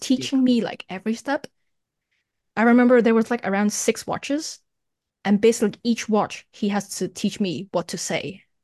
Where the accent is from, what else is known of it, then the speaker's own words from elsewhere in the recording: Toronto, Ontario, Canada; moved away as an adult; now in Hong Kong; I was born in Hong Kong and I moved to Canada when I was ten, studied there, graduated there.